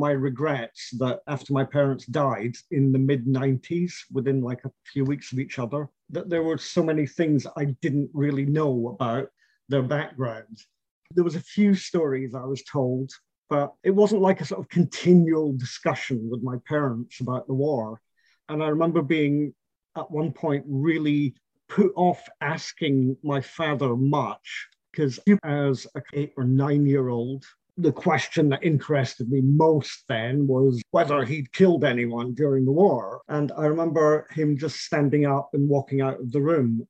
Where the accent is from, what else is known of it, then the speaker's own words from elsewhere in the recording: St Andrews, Scotland, United Kingdom; moved away as an adult; now in Poland; I was brought up in Scotland amongst a whole host of people that he had been in the army